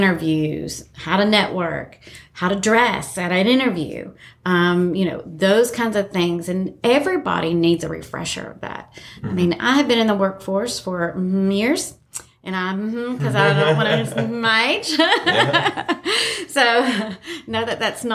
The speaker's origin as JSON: {"language": "English", "region": "Appalachia", "country": "United States", "said": "we're Appalachian"}